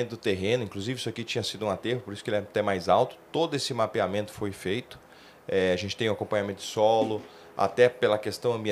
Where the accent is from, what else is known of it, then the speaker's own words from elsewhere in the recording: São Paulo, Brazil; Mas eu sou paulistano, né? É, minha família está aqui, então para mim está sendo bom retornar à cidade